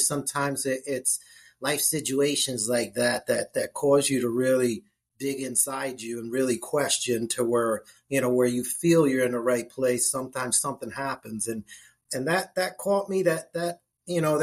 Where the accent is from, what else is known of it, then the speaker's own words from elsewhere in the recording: New Jersey, United States; moved away as an adult; now in Jacksonville, United States; I'm born and raised in Jersey. I live in Jacksonville, Florida now